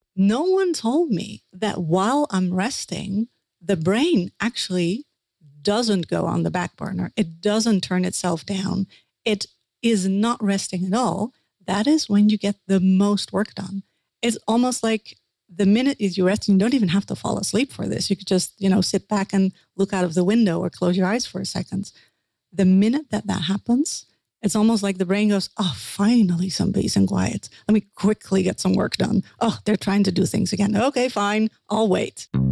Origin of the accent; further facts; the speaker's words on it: Netherlands; accent: Dutch; English is a second language; I'm a Dutch dream interpreter that's uh, my accent that right there.